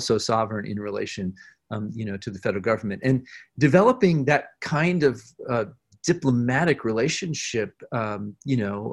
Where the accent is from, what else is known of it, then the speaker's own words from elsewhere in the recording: Boulder, Colorado, United States; growing up in Boulder, Colorado